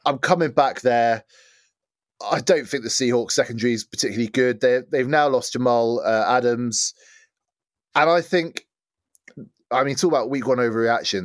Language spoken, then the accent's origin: English; England, United Kingdom; as an English guy